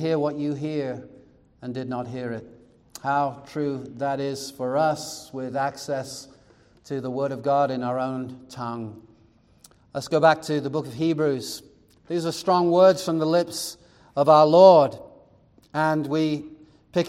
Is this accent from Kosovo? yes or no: no; England, United Kingdom; now in Arizona, United States; Growing up in England, the nearest country was France, maybe Belgium, but you either were going to learn French or German